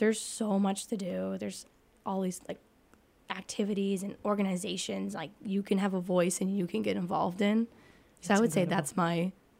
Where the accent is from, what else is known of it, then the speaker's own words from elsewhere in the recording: Manchester, New Hampshire, United States; I'm from Manchester, New Hampshire.